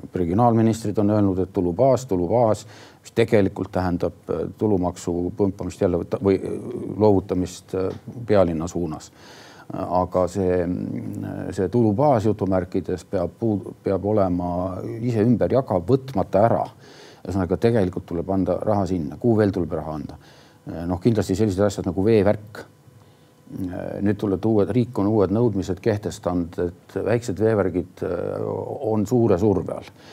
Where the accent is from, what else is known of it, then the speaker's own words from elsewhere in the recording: Tartu, Tartu County, Estonia; üles kasvanud üldse Tartus